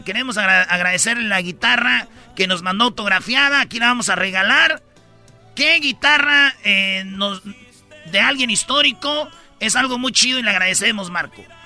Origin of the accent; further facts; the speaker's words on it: Jiquilpan, Michoacán, Mexico; yo tenía que cinco años Todavía andaba ahí gateando en Jiquilpan, Michoacán